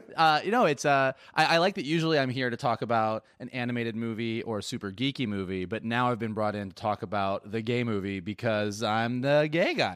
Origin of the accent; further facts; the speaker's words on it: Gainesville, Florida, United States; growing up in Gainesville, Florida